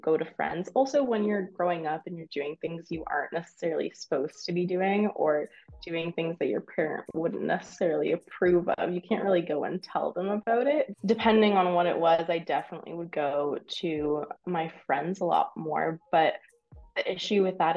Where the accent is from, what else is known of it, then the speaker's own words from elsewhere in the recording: Windsor, Ontario, Canada; moved away as an adult; also born or lived in London, Ontario; I'm from Windsor